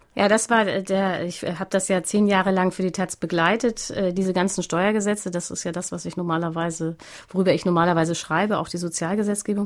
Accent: Hamburg, Germany; also born or lived in Berlin; ich bin aufgewachsen in einem Vorort in Hamburg

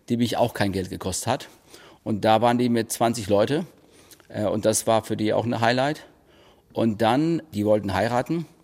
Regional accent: Spain; born there; Aber ich bin auch eigentlich kein richtiger Ire. Ich bin in Spanien geboren.

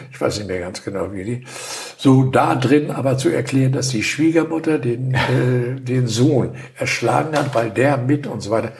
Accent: Hamburg, Germany; moved away as an adult; now in Wendland, Germany; wir kommen aus der Region, wir sind in Hamburg aufgewachsen, haben da gewohnt, gelebt

